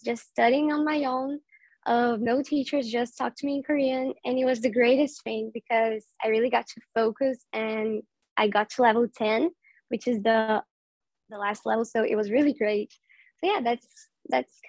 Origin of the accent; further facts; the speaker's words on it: Brazil; I'm Brazilian. I live in Brazil.